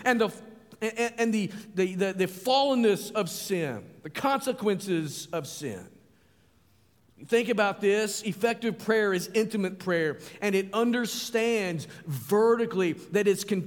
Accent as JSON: {"language": "English", "country": "United States", "said": "I'm an American"}